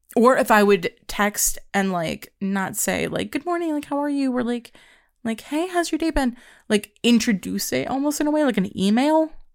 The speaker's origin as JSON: {"language": "English", "region": "Pennsylvania", "country": "United States", "tie": "born or raised there", "also_born_or_lived": "New York", "said": "I moved to Pennsylvania from New York"}